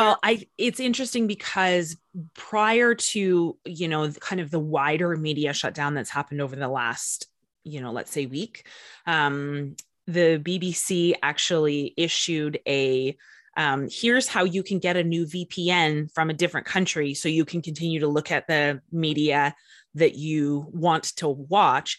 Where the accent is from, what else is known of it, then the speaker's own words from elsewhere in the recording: Canada; I am from Canada